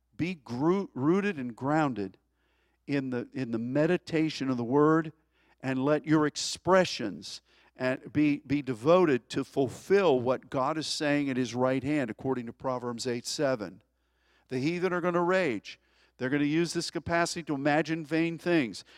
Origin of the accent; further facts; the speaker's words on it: United States; as an American